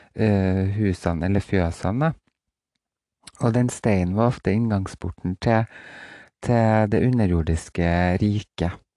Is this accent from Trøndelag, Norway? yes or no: yes; Roan, Trøndelag, Norway; det er en eh, liten øy utafor Roan der jeg vokste opp